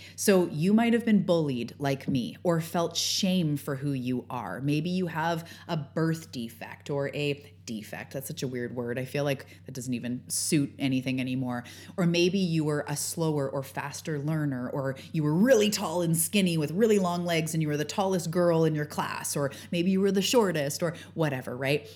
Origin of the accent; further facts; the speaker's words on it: Canada; outing myself as Canadian